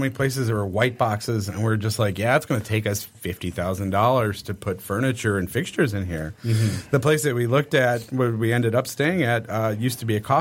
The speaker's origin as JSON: {"language": "English", "town": "Redford", "region": "Michigan", "country": "United States", "tie": "born or raised there", "also_born_or_lived": "Livonia", "said": "I grew up in Redford"}